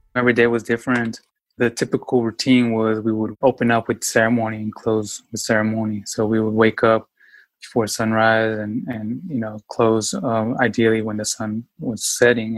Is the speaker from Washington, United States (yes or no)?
yes; Yakima, Washington, United States; was born and raised in Yakima, Washington, very small town